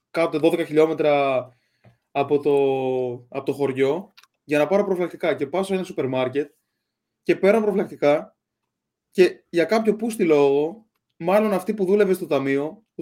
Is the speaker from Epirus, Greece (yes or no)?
no; Tinos, South Aegean, Greece; πήγαινα κάθε καλοκαίρι στο χωριό μου, επειδή είμαι από εκεί.